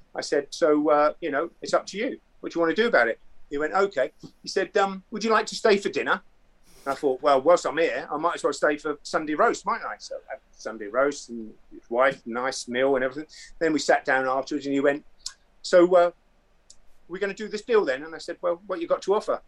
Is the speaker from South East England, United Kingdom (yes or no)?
yes; Andover, South East England, United Kingdom; also born or lived in Romsey; I was actually born in Romsey, but I was grow, uh, grew up in Andover.